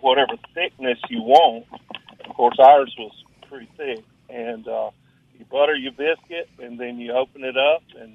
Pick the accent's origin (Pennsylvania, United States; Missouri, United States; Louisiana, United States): Louisiana, United States; North; moved away as an adult; now in Mississippi, United States; I'm from North Louisiana, so with a bunch of rednecks